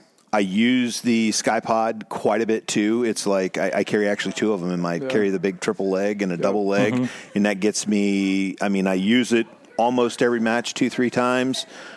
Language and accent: English; Ohio, United States; Ohio, born and raised in Ohio.